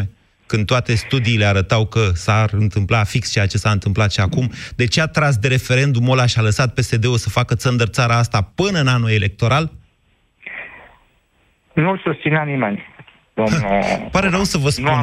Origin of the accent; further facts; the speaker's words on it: Oltenia, Romania; Bine, eu sunt oltean, oltenii cred că da.